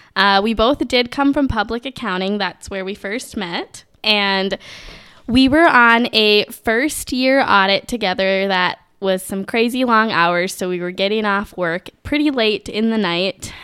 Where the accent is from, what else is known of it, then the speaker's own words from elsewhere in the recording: Minneapolis–Saint Paul, Minnesota, United States; I'm from the Twin Cities